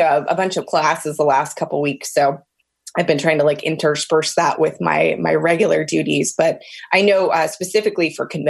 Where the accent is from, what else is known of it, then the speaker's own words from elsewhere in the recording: Alexandria, Virginia, United States; also born or lived in Richmond, Virginia / Washington, D.C. area; I am actually Virginia born and raised. I was born in Alexandria